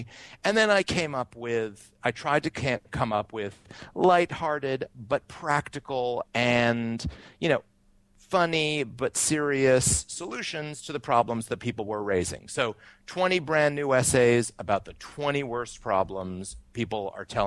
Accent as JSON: {"language": "English", "town": "Brattleboro", "region": "Vermont", "country": "United States", "tie": "born or raised there", "moved": "yes", "lives_now": "New York City, United States", "said": "I was born and brought up in Brattleboro, Vermont"}